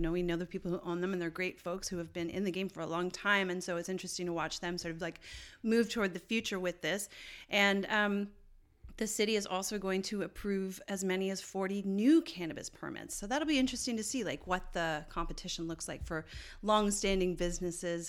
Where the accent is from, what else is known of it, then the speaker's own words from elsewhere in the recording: Canada; I am Canadian.